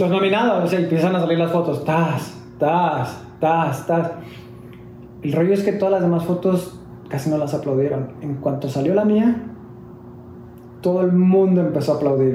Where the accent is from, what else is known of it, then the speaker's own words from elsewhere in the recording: Mexico; soy mexicano